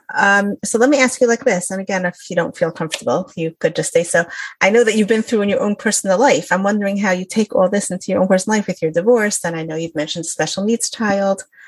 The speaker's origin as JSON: {"language": "English", "town": "Detroit", "region": "Michigan", "country": "United States", "moved": "yes", "said": "I'm from out of town. I'm from Detroit"}